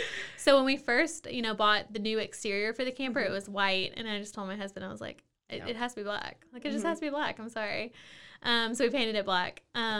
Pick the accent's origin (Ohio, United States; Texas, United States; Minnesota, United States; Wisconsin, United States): Texas, United States; Mexia; So I'm from outside of Waco, So I am, I guess, a Waco native.